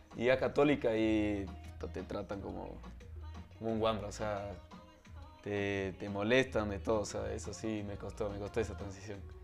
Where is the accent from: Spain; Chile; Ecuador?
Ecuador; also born or lived in Texas, United States; vine a vivir acá cuando tenía dos meses. Entonces me considero más ecuatoriano